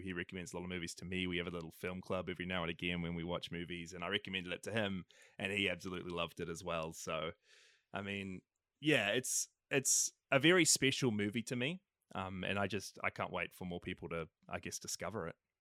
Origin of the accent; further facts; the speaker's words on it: New Zealand; I'm from New Zealand